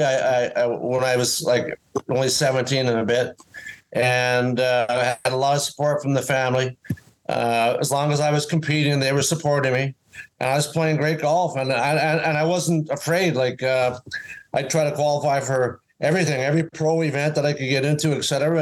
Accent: Winnipeg, Manitoba, Canada; moved away as an adult; also born or lived in Miami; now in Nova Scotia, Canada; I'm from Winnipeg, Manitoba

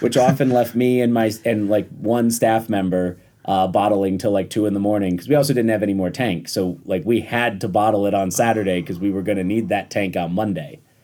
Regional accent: Rochester, New York, United States; also born or lived in Washington, D.C.; I grew up in Rochester, New York, went to school for politics, moved to D C, and worked on Capitol Hill

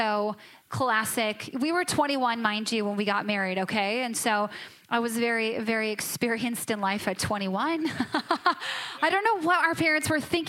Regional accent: Minnesota, United States; I was raised in Minnesota. It's the land of the passive-aggressive form of communication

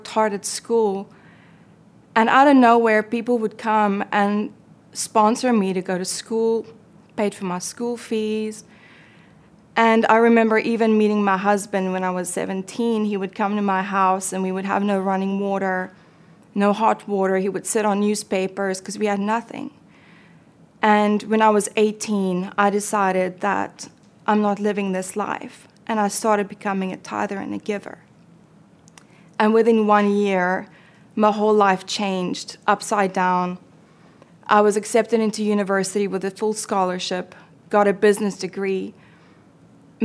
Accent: South Africa; I was born and raised in South Africa

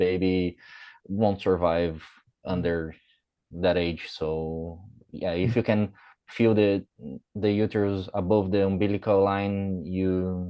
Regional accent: Brazil; English is a second language

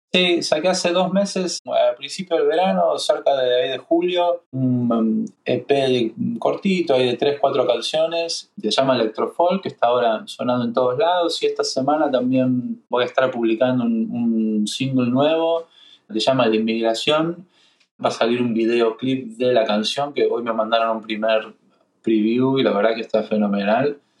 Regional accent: Buenos Aires, Argentina; moved away as an adult; also born or lived in Miami, United States; now in New York, United States; Crecí en Argentina, en Buenos Aires, vivo en Nueva York hace 10 años

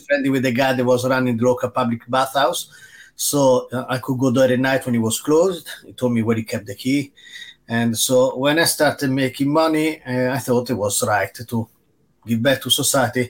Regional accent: Rome, Lazio, Italy; now in England, United Kingdom; I grew up in Rome

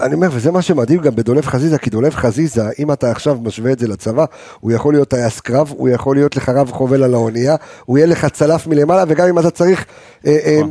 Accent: Jerusalem, Jerusalem District, Israel; אצלנו בירושלים

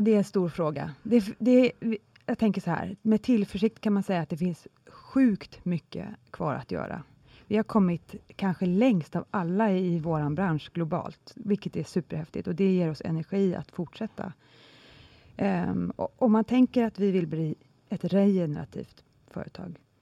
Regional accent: Sweden

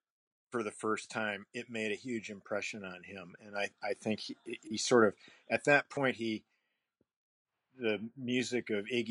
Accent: Michigan, United States; I grew up in Michigan

